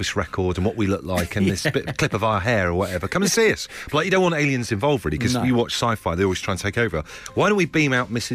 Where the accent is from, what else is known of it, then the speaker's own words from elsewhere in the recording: Devon, South West England, United Kingdom; moved away; I'm from Devon